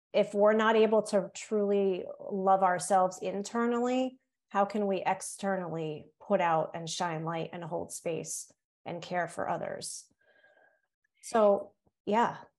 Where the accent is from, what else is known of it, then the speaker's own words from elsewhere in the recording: Cape Cod, Massachusetts, United States; accent: Yankee; also born or lived in North Carolina; now in Massachusetts, United States; on Cape Cod, where I was raised